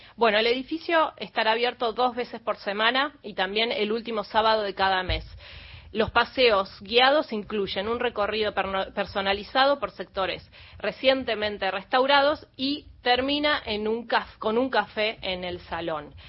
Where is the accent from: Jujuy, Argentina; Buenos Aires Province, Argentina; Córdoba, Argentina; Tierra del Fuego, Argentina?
Buenos Aires Province, Argentina; Merlo; en Libertad Merlo, justamente de donde yo vengo